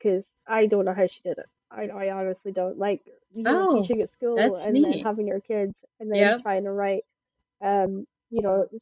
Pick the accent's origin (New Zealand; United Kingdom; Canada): United Kingdom; Shetland, Scotland; I'm from Shetland